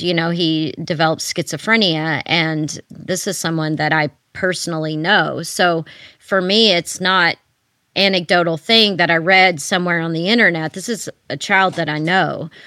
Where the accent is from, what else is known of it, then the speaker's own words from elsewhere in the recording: Texas, United States; moved away; I moved back to my home state of Texas